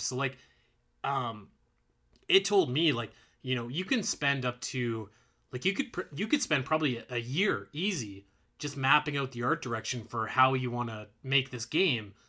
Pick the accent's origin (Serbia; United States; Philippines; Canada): Canada; Alberta; I'm, I'm from Alberta